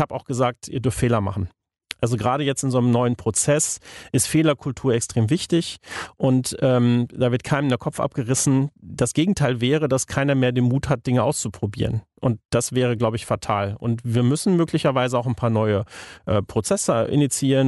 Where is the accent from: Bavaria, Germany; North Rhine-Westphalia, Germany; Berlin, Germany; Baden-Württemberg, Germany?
North Rhine-Westphalia, Germany; the Hamm region; ich komme ja hier aus der Region